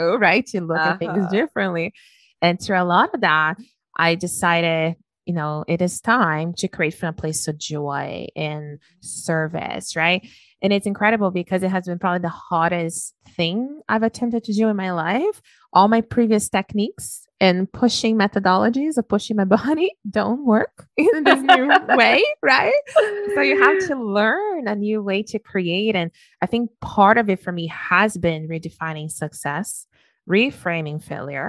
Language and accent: English; Brazil; moved away as an adult; I was raised in Brazil. I lived there for the first 21 years of my life